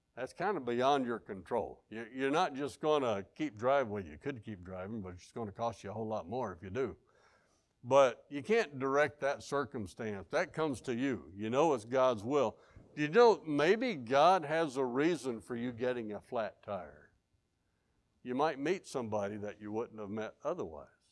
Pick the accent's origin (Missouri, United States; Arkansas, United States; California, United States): Arkansas, United States; I'm from Arkansas.